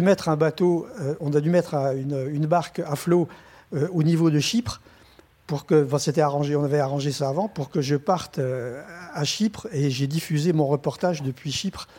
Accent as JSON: {"language": "French", "country": "France", "said": "en tant que journaliste français, donc je suis français, j'ai un passeport français"}